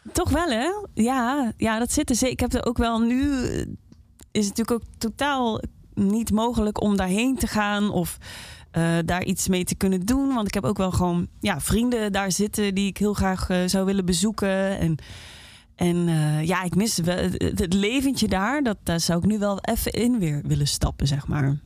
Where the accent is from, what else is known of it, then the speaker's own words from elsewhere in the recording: Limburg, Netherlands; moved away; omdat ik uit Limburg kwam